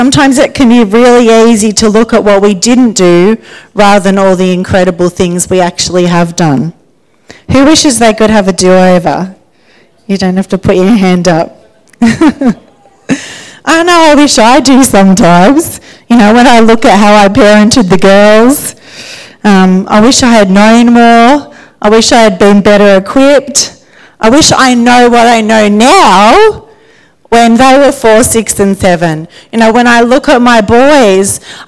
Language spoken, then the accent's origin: English; Sydney, New South Wales, Australia; also born or lived in Geelong; I grew up in Sydney with my brother and my parents. When we were 10, we left Geelong and we moved to Sydney